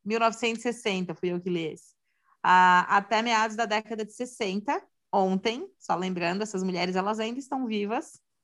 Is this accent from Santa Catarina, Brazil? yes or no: yes; Santa Catarina, Brazil; sou de Santa Catarina